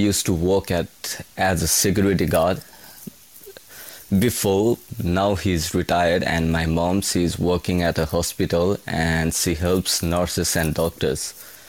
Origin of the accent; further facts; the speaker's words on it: Nepal; So I'm from Nepal, the beautiful country in the whole world, I would say. So I'm from Nepal, and basically I'm from a middle class family back in Nepal.